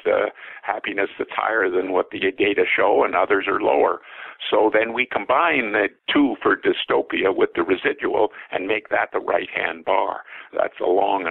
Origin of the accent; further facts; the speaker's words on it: Canada; As a Canadian